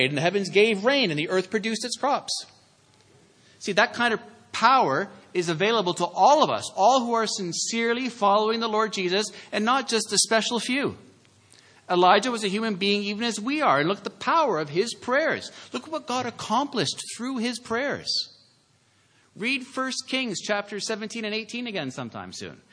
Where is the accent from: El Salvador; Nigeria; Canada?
Canada; I'm saying as a Canadian